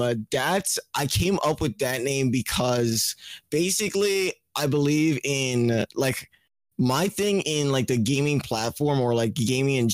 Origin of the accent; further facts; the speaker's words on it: Trinidad & Tobago; moved away; also born or lived in Florida; I'm from Trinidad and Tobago. It's like a Caribbean island.